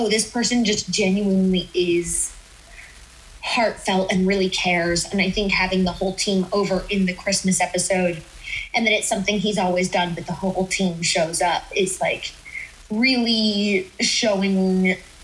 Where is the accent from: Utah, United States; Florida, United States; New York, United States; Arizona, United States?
Utah, United States; I grew up in Utah, which is very, very white